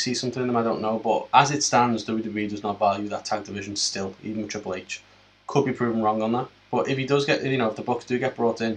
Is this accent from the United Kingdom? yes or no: yes; United Kingdom; I'm British